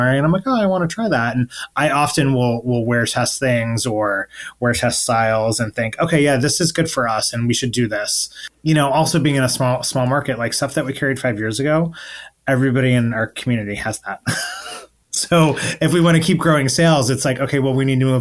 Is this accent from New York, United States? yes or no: yes; Buffalo, New York, United States; also born or lived in Alfred, New York / Ithaca, New York; I'm from upstate New York. I grew up in Buffalo.